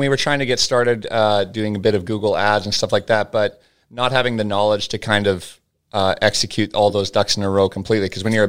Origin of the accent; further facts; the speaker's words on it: Dawson Creek, British Columbia, Canada; Yeah, well, I'm from Dawson Creek, BC.